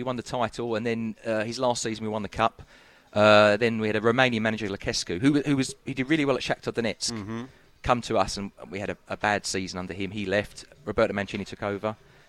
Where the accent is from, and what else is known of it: London, United Kingdom; moved away as an adult; now in Russia